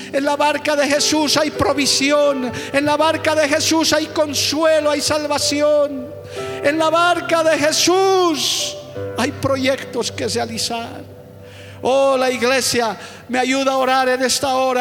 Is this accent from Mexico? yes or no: no; Bolivia; somos sencillos ciudadanos de este hermoso país llamado Bolivia